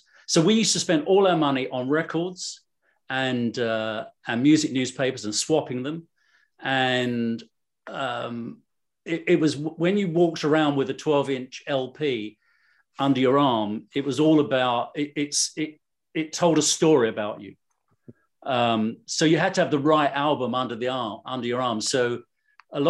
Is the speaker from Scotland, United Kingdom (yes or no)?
no; London, United Kingdom; I'm from London